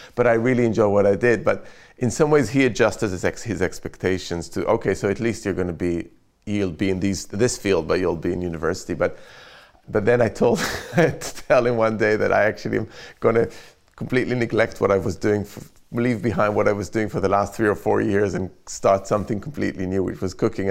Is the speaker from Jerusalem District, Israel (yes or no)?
yes; Jerusalem, Jerusalem District, Israel; now in London, United Kingdom; I grew up in Jerusalem